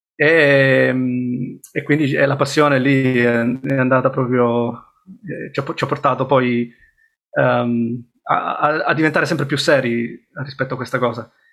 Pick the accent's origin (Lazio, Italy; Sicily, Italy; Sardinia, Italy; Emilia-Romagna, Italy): Sicily, Italy; moved away as an adult; also born or lived in Rome / Bristol; now in United Kingdom; sono cresciuto in Sicilia e poi a 18 anni sono um, andato a Roma